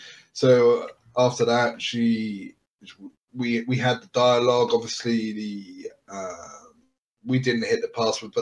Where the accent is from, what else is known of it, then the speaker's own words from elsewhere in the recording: United Kingdom; I'm obviously very British, so you know, I sound like I'm Australian, I imagine